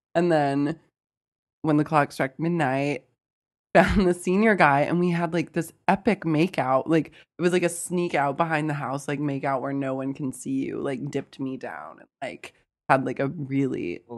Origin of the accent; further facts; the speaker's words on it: Oklahoma, United States; moved away; I'm from Oklahoma, so there are things like farm parties that happen